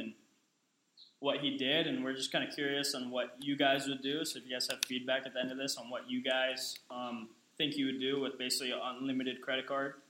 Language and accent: English; Oahu, Hawaii, United States; I'm from Oahu